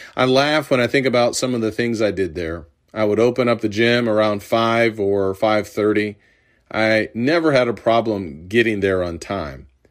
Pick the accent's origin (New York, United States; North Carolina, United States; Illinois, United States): Illinois, United States; Urbana; The University of Illinois was in my hometown of Urbana.